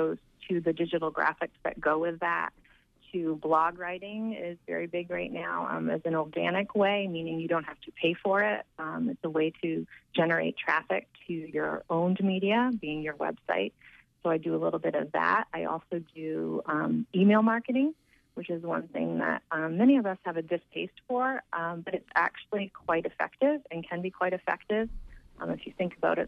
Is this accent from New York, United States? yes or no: no; Down East, Maine, United States; I grew up in Down East, Maine